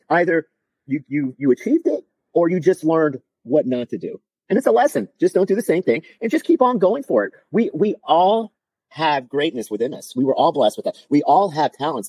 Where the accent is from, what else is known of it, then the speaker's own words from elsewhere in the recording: South Florida, United States; I'm from South Florida